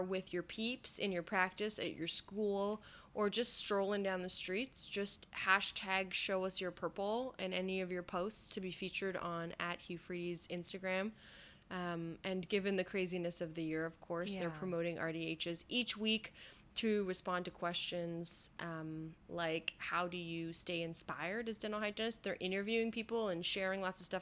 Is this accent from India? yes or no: no; Canada; I'm Canadian